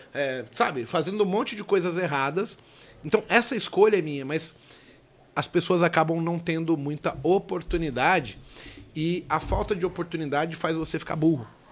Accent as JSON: {"language": "Portuguese", "region": "São Paulo", "country": "Brazil", "tie": "born or raised there", "said": "Eu nasci no Hospital Vila Nova Cachoeirinha, zona norte de São Paulo"}